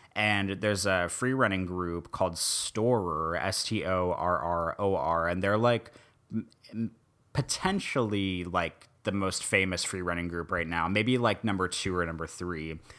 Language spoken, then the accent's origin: English; Midwest, United States; now in New Orleans, United States; I was born and raised in the Midwest.